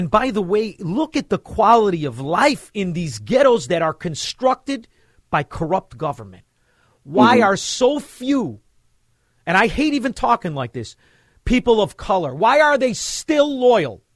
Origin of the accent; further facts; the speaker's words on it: Melrose Park, Illinois, United States; I grew up in Melrose Park. I went to St. Joe's High School.